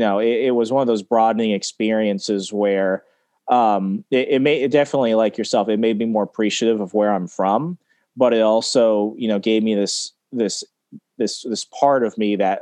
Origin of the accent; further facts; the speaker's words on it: Texas, United States; growing up there, even growing up in Texas, while I never went into Mexico, you have to know what's going on there